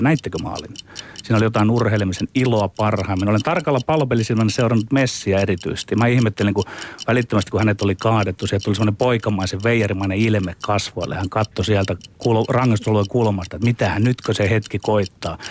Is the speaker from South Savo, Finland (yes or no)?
no; Ostrobothnia, Finland; meillä Pohjanmaalla on tapana